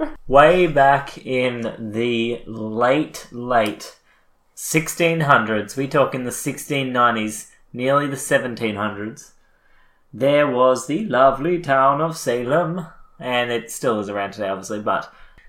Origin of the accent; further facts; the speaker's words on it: Australia; We're Australian.